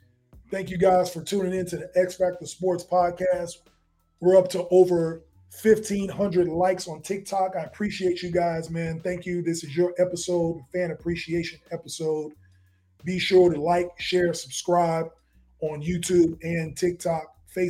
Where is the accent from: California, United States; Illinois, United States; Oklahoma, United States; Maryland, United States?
Illinois, United States; Chicago; So I'm from Chicago, if you didn't notice, in the background.